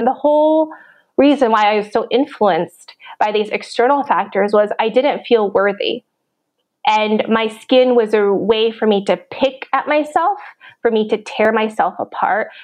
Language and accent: English; Minnesota, United States; I grew up in Minnesota